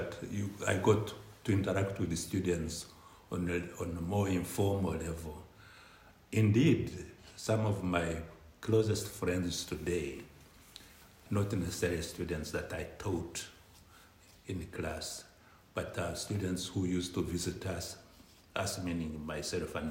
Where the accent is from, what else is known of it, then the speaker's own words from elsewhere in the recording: Uganda; moved away as an adult; also born or lived in central Kenya; the then dictator Idi Amin in my home country, Uganda